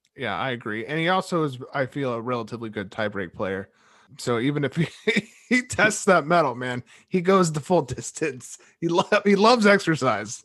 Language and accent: English; United States; a American